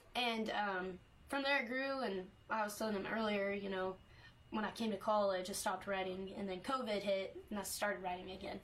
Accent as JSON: {"language": "English", "town": "Canton", "region": "Texas", "country": "United States", "tie": "born or raised there", "said": "growing up in East Texas"}